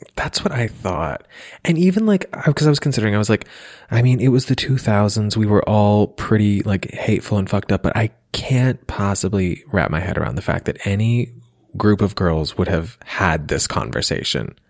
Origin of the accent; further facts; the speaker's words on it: Pennsylvania, United States; I'm from Pennsylvania